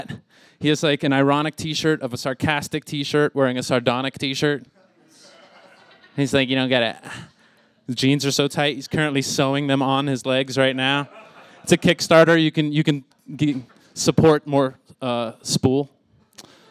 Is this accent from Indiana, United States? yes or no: no; Miami, Florida, United States; I was from Miami